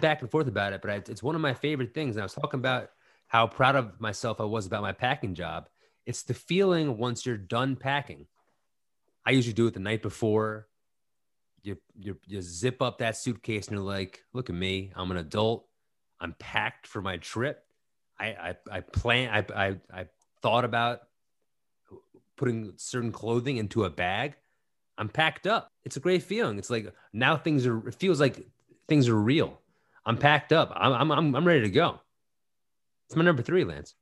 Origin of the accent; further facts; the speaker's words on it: New York, United States; growing up around New York